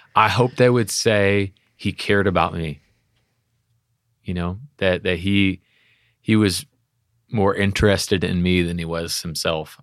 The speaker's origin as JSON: {"language": "English", "region": "Texas", "country": "United States", "said": "we're from Texas."}